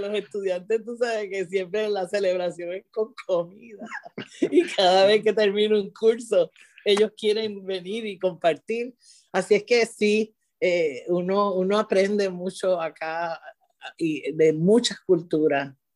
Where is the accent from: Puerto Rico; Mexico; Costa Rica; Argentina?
Puerto Rico; moved away as an adult; also born or lived in San Juan, Puerto Rico; now in Florida, United States; yo vengo de Puerto Rico, siempre trabajo en, en, zonas urbanas. Y vengo de Puerto Rico de, de, de una escuela título 1, ¿verdad? En San Juan.